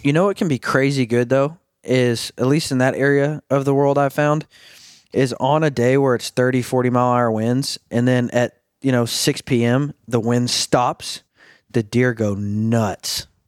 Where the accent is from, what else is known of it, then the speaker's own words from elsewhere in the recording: Arkansas, United States; I'm from, I'm from Arkansas, born and raised